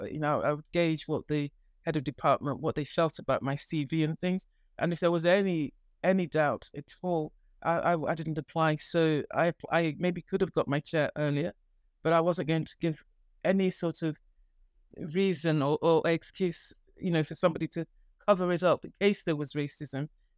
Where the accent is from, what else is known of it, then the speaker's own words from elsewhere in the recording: Nigeria; moved away as an adult; now in England, United Kingdom; when I came, I trained in Nigeria. And when I came from Nigeria to England, the first job I got was a house officer post in Old Church Hospital.